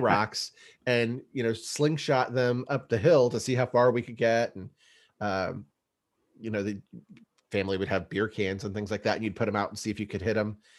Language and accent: English; East Bay, San Francisco area, California, United States; we grew up in California, the, the East Bay, San Francisco area